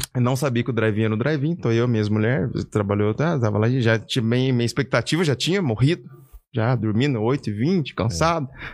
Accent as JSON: {"language": "Portuguese", "town": "Caçapava", "region": "São Paulo", "country": "Brazil", "tie": "born or raised there", "also_born_or_lived": "Curitiba", "moved": "yes", "said": "morava aqui no interior de São Paulo, Caçapava."}